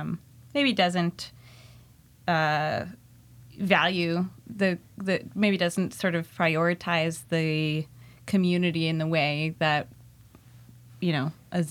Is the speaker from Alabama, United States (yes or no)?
no; Olympia, Washington, United States; now in Nashville, United States; I'm from the Pacific Northwest originally. When I was a kid, I grew up in Olympia, Washington.